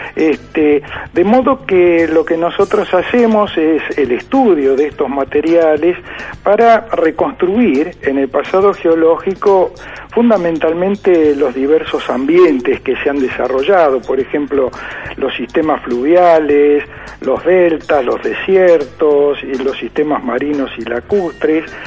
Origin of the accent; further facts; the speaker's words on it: La Plata, Buenos Aires Province, Argentina; soy un platense, digamos, de nacimiento. Mis estudios primarios los hice en la escuela 19 eh, de 41 y 22, luego fui al Colegio Nacional